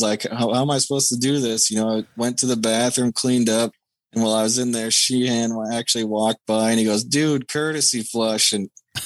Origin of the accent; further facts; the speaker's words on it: Minneapolis, Minnesota, United States; Minneapolis. My hometown